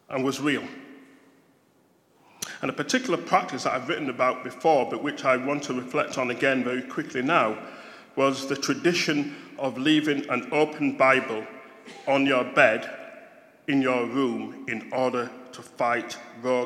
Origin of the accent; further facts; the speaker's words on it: Bradford, Yorkshire and the Humber, United Kingdom; accent: Yorkshire; growing up in Bradford, West Yorkshire. Yeah, this is a Yorkshire accent